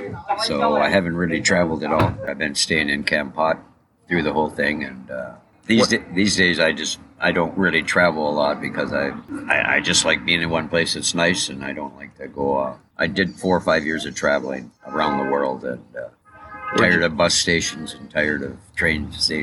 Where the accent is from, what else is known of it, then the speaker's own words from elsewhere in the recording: Duluth, Minnesota, United States; Duluth, Minnesota.